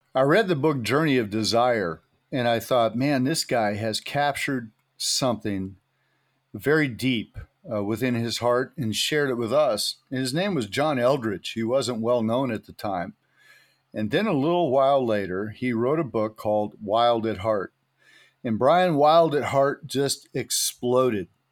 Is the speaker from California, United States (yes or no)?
yes; Santa Cruz, California, United States; also born or lived in Temple City, California; I live in Temple City, man. I, it was uh, it was uh, crazy, but I grew up in Santa Cruz, California on the beach